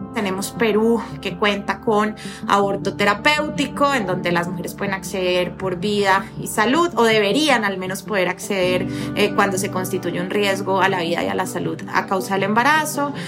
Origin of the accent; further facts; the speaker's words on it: Colombia; las colombianas